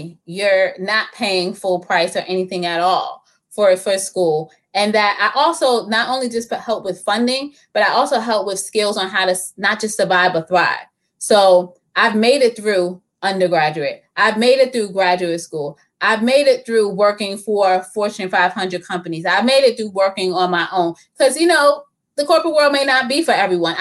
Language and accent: English; New York City, New York, United States; I grew up in the Bronx.